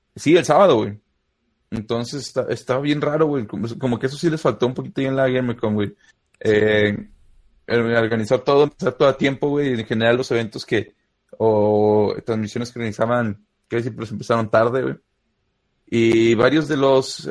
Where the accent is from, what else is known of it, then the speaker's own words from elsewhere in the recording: Guanajuato, Mexico; yo soy de un pueblo por ahí perdido en Guanajuato